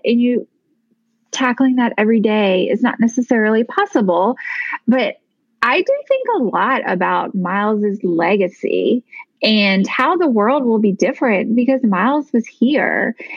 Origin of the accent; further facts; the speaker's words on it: Virginia, United States; moved away as an adult; also born or lived in Tennessee; we lived in Tennessee and then moved to Virginia. One of the main reasons that we moved is that my family is in Virginia. So, we now live in my hometown